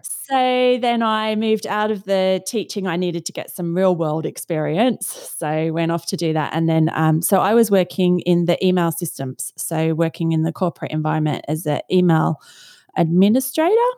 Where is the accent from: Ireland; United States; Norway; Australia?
Australia; moved away as an adult; now in London, United Kingdom; So, I am from Australia originally and now live in London and have been here since two thousand and one.